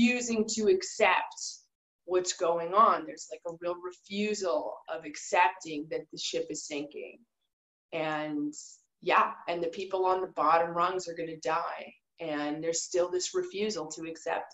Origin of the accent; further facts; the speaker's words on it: Canada; moved away; I as a Canadian